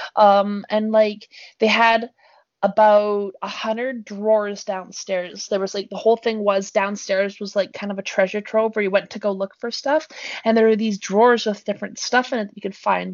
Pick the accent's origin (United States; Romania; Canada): Canada; BC, British Columbia; moved away; my hometown Jay has 3,000 people in it